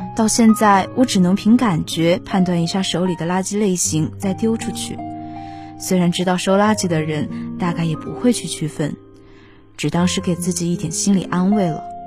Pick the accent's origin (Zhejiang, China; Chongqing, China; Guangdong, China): Chongqing, China; moved away as an adult; now in Nanjing, China; 来自重庆